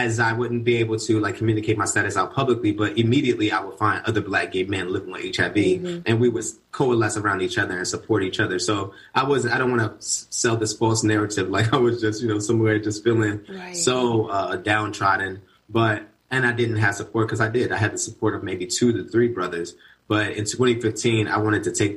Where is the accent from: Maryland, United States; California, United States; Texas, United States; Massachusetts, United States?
Maryland, United States; Baltimore; moved away as an adult; now in Atlanta, United States; I was born and raised in Baltimore, Maryland, where I was raised in the East Baltimore